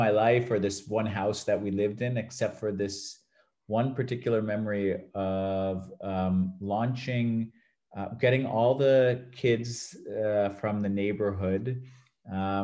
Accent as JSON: {"language": "English", "town": "Acton", "region": "Massachusetts", "country": "United States", "tie": "born or raised there", "also_born_or_lived": "New York area", "moved": "as an adult", "lives_now": "Valencia, Spain", "said": "I was born and raised in Massachusetts, in the suburbs outside of Boston"}